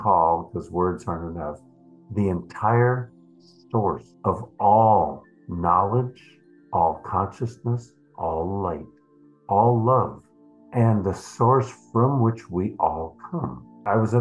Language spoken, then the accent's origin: English; Minnesota, United States; also born or lived in East Coast / San Francisco, California; now in Berkeley, United States; I grew up in Minnesota